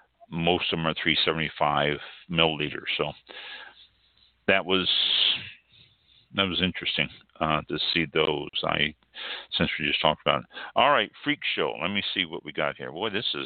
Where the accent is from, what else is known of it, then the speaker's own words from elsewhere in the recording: United Kingdom; Janice, probably, because I'm British, you know.